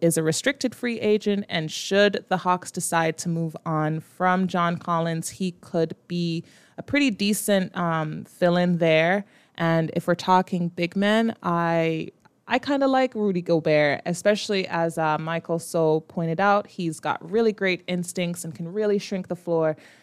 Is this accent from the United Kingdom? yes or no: no; Jamaica; As a Jamaican